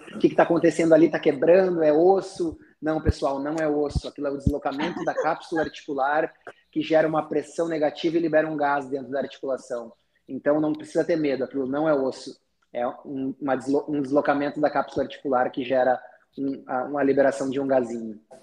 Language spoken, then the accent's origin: Portuguese; Taquara, Rio Grande do Sul, Brazil; moved away as an adult; now in Rio de Janeiro, Brazil; eu sou gaúcho, sou de uma cidade do interior do Rio Grande do Sul, Taquara